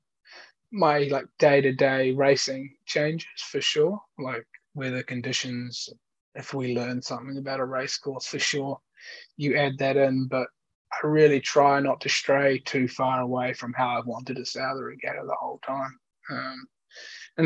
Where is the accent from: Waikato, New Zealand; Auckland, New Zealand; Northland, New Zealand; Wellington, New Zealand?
Wellington, New Zealand; Eastbourne; also born or lived in Cambridge, England; when I was five, we moved to New Zealand to Eastbourne in Wellington, which is just surrounded by water.